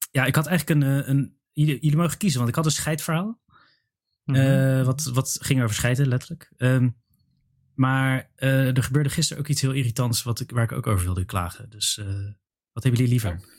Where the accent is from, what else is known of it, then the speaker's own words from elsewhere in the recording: Belgium; ja maar, ja, maar ik kom uit België.